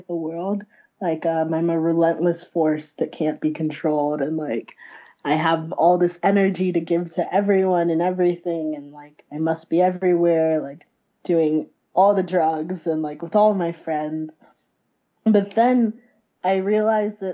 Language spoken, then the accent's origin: English; Ohio, United States; moved away; also born or lived in Chicago; I'm from Ohio originally. I just moved back